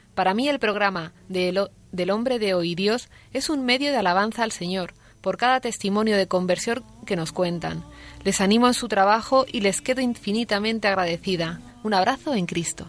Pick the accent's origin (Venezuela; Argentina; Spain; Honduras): Spain; Toledo, Castilla-La Mancha; also born or lived in Madrid; soy de Toledo, pero estoy trabajando en Madrid